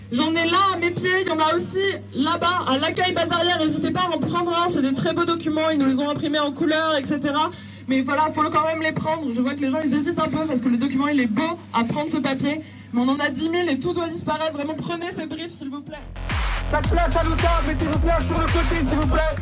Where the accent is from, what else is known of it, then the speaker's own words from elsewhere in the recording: Paris, Île-de-France, France; Moi, je viens de Paris.